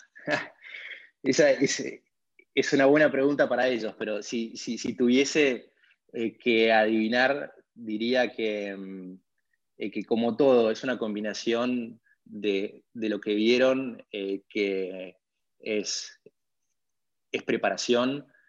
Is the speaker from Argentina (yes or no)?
yes; Argentina; moved away as an adult; now in Washington, D.C., United States; como eh, argentino